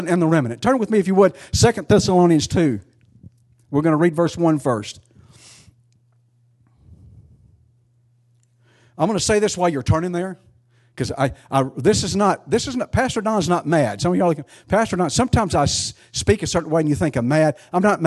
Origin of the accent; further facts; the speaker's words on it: United States; I'm an American